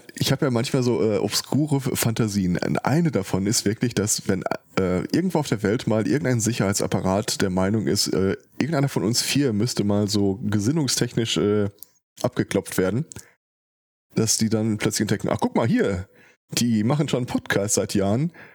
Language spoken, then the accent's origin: German; Ruhr area, North Rhine-Westphalia, Germany; hier bei uns im Ruhrgebiet